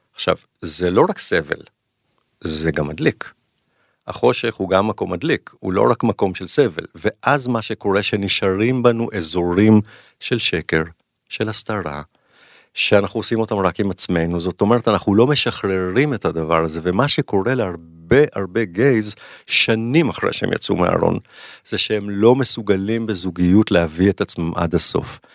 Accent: Jerusalem, Jerusalem District, Israel; כשאני גדלתי בירושלים, משפחה טובה כזאת

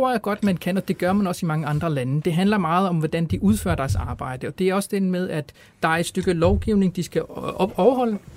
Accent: Palestine; jeg er palæstinenser

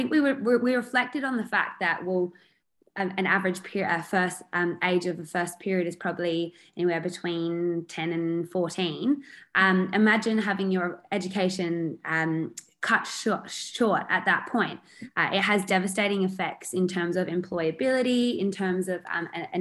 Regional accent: South Australia, Australia; We are from South Australia

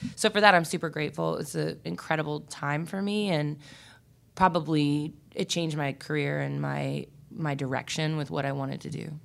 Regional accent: Richmond, Virginia, United States; also born or lived in Warsaw, Virginia / Northern Neck, Virginia; I'm from Richmond. Um, I grew up here and on the Northern Neck where my mother's side of the family is from. So, Richmond and Warsaw, Virginia

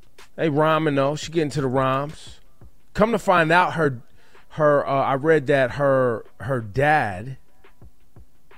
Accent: Oakland, California, United States; I grew up in Oakland

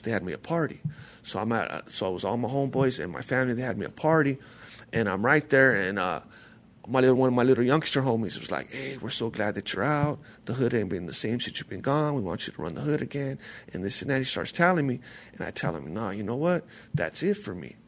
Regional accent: La Puente, California, United States; I'm from uh, La Puente, California

